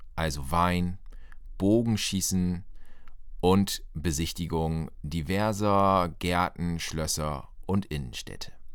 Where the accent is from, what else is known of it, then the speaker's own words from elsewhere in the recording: Northern Germany, Germany; als Norddeutscher